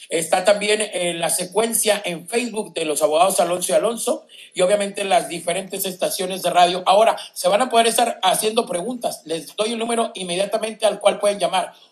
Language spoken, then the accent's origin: Spanish; Guatemala; si yo tengo dos deportaciones, soy guatemalteco